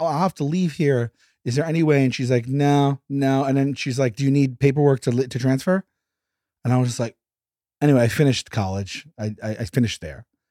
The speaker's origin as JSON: {"language": "English", "town": "New York City", "region": "New York", "country": "United States", "tie": "born or raised there", "said": "Born and raised in Staten Island, New York."}